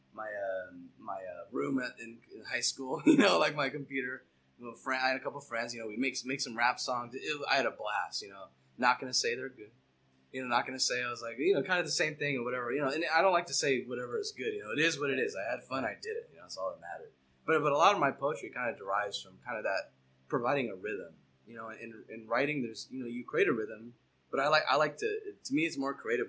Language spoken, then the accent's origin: English; Temecula, California, United States; moved away as an adult; also born or lived in Long Beach; now in Whittier, United States; I was actually born and raised in Temecula. Well, actually, I was born in Long Beach, but then we moved down to Temecula. I basically felt like I was born and raised there